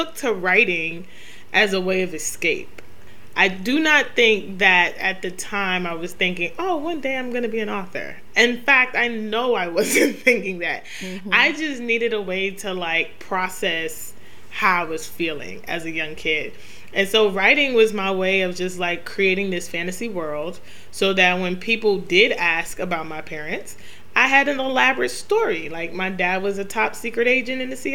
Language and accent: English; New York City, New York, United States; I grew up in Queens, New York